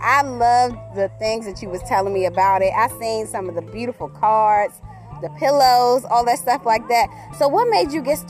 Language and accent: English; Washington, District of Columbia, United States; I'm from Southeast D.C. Right. So I already know how it is. Grew up, born and raised in Southeast.